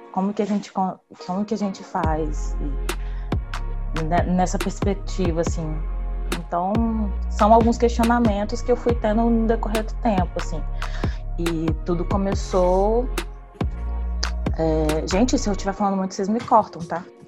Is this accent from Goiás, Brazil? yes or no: no; Vitória, Espírito Santo, Brazil; sou daqui de Vitória